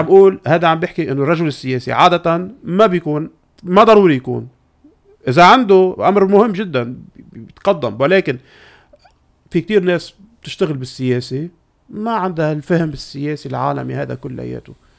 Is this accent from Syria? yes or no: no; Lebanon; عندنا بلبنان